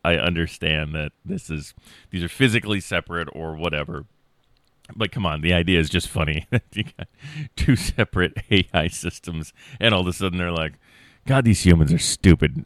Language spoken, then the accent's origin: English; Iowa, United States; I'm a lackey from Iowa who has a general studies